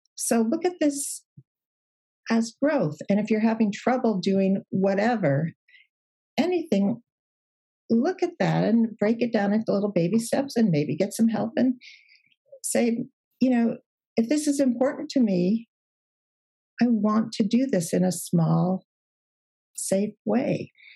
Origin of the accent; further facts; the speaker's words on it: Chicago, Illinois, United States; moved away as an adult; now in California, United States; I'm from Chicago, but now we we're in California